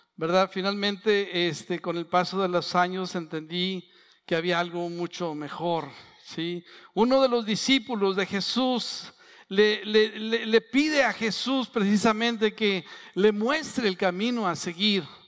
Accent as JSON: {"language": "Spanish", "town": "San Pedro", "region": "Coahuila", "country": "Mexico", "said": "soy de San Pedro, de las colonias, iba a Chávez, a Francisco y Madero, son 30 kilómetros"}